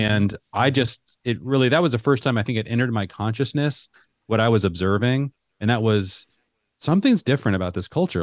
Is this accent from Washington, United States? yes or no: yes; Seattle, Washington, United States; moved away as an adult; also born or lived in Middle East; I grew up in the Seattle area